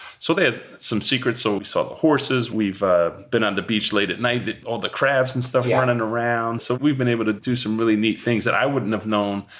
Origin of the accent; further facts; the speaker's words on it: United States; also born or lived in New Jersey; now in Chapel Hill, United States; I'm from New York